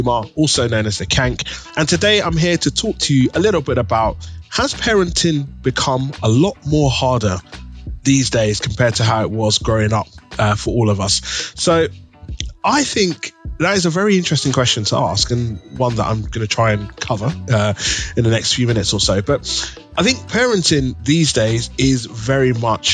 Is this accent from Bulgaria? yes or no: no; London, United Kingdom; growing up in East London